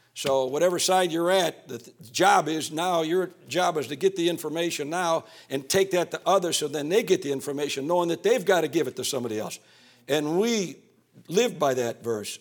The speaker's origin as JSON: {"language": "English", "town": "Calumet City", "region": "Illinois", "country": "United States", "said": "I came from North, uh, Calumet City, right next to Hammond, Indiana"}